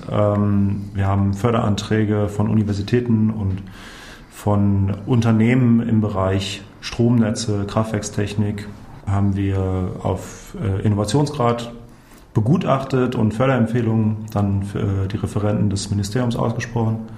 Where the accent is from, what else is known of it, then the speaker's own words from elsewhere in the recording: North Rhine-Westphalia, Germany; Ja, ich bin äh, gebürtiger Rheinländer. Ich bin äh, zwischen Aachen und Köln aufgewachsen, immer mit äh, dem Blick aus dem Kinderzimmer auf das Braunkohlekraftwerk Weißweiler